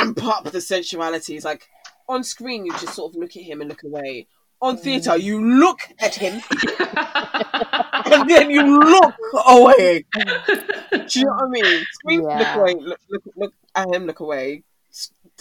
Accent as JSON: {"language": "English", "country": "United Kingdom", "said": "being Black British in this country"}